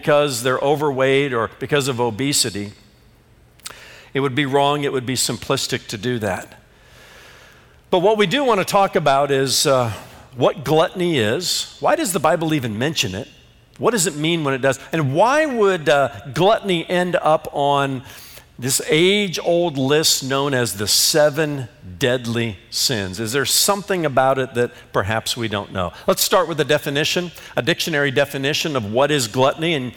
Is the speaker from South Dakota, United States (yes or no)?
no; Indiana, United States; growing up in Indiana